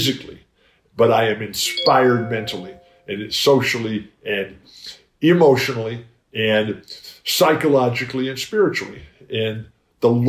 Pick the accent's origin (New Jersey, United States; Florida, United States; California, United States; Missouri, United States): California, United States; San Diego; I live in my hometown of San Diego.